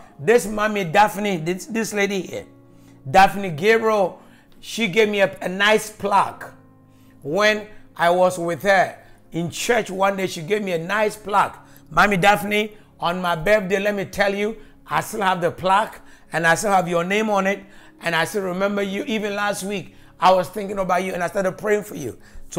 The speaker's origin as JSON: {"language": "English", "country": "Jamaica", "said": "And I come from the Gordon family in Jamaica."}